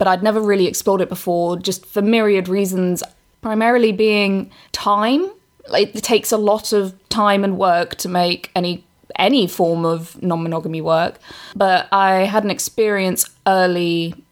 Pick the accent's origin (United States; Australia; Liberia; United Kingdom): United Kingdom; England; accent: English; I'm English